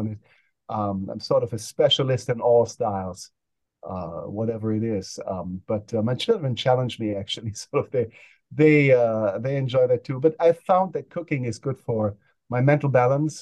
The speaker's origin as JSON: {"language": "English", "country": "Germany", "tie": "born or raised there", "moved": "yes", "lives_now": "United States", "said": "I grew up in Germany"}